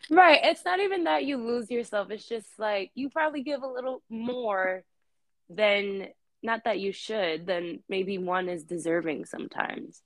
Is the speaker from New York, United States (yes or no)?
yes; New York City, New York, United States; Born and raised in Queens, New York